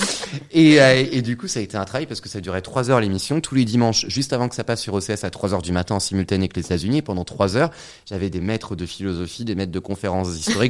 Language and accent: French; Saint-Nazaire, Pays de la Loire, France; moved away; also born or lived in Créteil; Je suis né à Créteil, ici, à la fin des années 80. 89 exactement. Et j'ai fait toute mon, j'ai grandi euh, à Saint-Nazaire